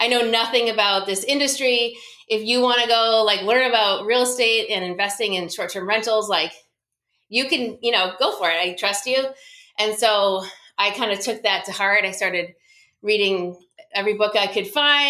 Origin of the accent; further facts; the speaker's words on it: New Hampshire, United States; moved away as an adult; also born or lived in Colorado; now in New Jersey, United States; I grew up in New Hampshire